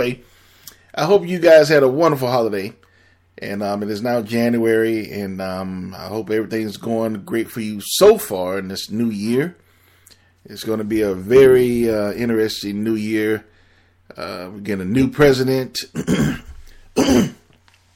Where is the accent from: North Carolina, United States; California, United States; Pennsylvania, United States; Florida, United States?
Florida, United States; Miami; I'm born and raised in Miami